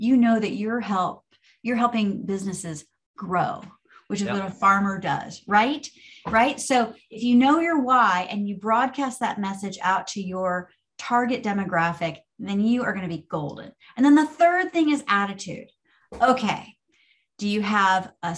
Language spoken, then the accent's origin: English; Orange Park, Florida, United States; I grew up in Orange Park, Florida. So fellow Floridians